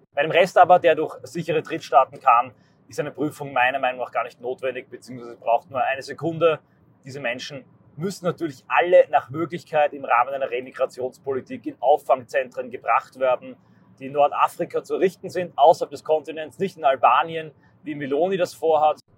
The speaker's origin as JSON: {"language": "German", "country": "Austria", "said": "meine Heimat Österreich"}